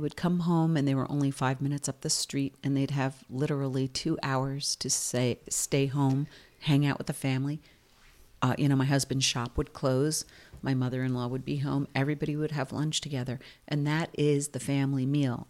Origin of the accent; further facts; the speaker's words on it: Spring Lake, New Jersey, United States; moved away as an adult; now in Bedonia, Italy; I am a New Jersey girl. I was born and raised in Spring Lake, which is on the ocean.